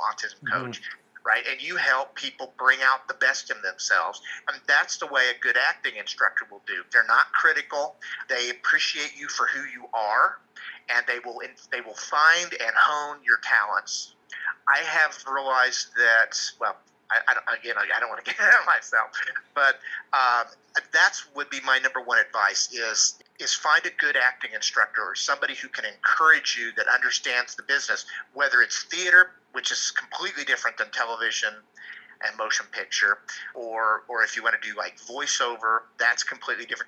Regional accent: Kansas, United States; moved away; I was originally from Kansas

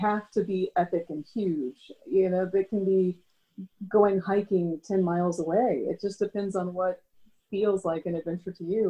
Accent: Springfield, Missouri, United States; also born or lived in Arizona / Florida; I grew up here in Springfield, Missouri

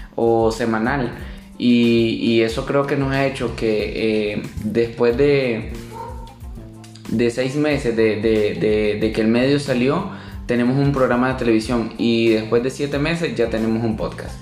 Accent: Nicaragua; moved away as an adult; now in Costa Rica; soy nicaragüense. Tengo dos años de estar en Costa Rica.

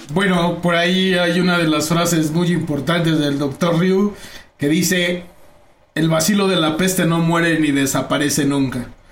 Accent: Naucalpan, State of Mexico, Mexico; yo como nací en Naucalpan

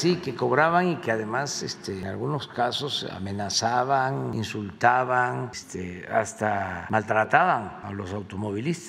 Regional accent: Mexico; soy representante del Estado mexicano

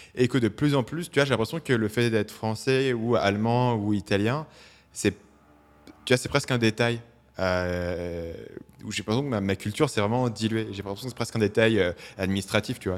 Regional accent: Paris, Île-de-France, France; moved away; j'ai grandi à Paris

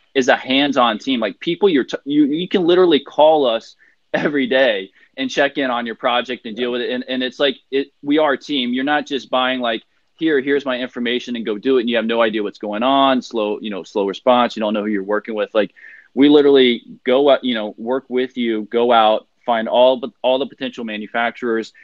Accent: United States; moved away as an adult; now in China; as an American in China, working for a Chinese factory

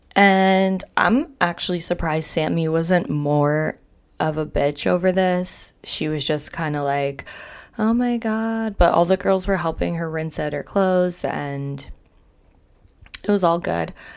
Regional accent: Canada; I'm Canadian

